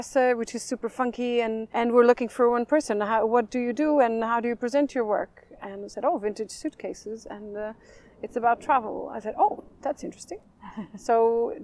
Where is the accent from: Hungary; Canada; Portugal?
Portugal; northeast Portugal; also born or lived in Coimbra, Portugal; now in London, United Kingdom; I grew up in the northeast, mm-hmm. Towards the mountains, so between two wine regions